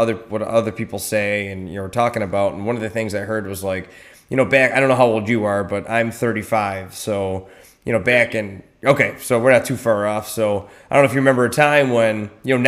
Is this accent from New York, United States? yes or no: yes; Buffalo, New York, United States; moved away; I'm originally from Buffalo too